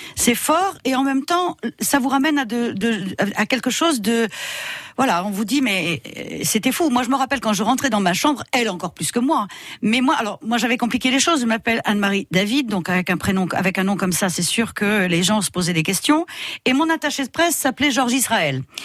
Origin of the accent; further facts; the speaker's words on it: Morocco; moved away; je suis née au Maroc, mais toutes mes vacances, je les passais en Bourgogne